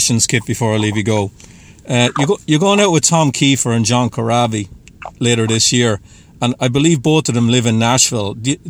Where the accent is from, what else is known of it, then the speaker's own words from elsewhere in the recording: Ireland; now in Boston, United States; I'm from Ireland.